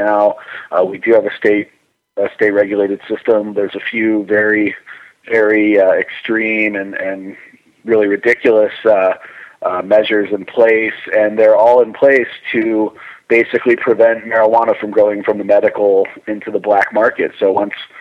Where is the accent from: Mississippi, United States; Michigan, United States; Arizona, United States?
Arizona, United States; Scottsdale; moved away as an adult; also born or lived in Richmond, Virginia; now in Denver, United States; Originally, I'm from Scottsdale, Arizona.